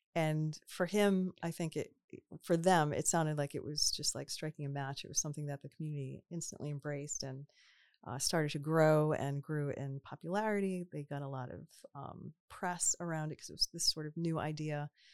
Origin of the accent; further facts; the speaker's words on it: Cranston, Rhode Island, United States; also born or lived in Boston, Massachusetts / Cambridge, Massachusetts; now in Warwick, United States; I grew up in Cranston, and then I left for college um, and stayed in Boston